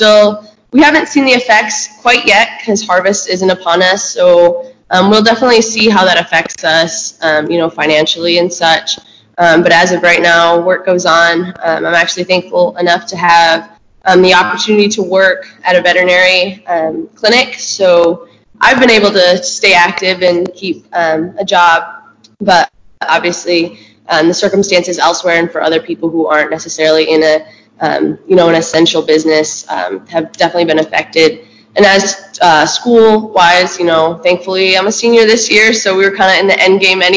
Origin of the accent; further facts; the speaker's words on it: Penn Yan, New York, United States; I am from Penn Yan, so kind of the Finger Lakes area